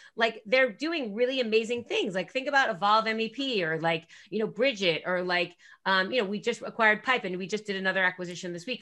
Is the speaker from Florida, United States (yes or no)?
no; New Jersey, United States; I'm from Jersey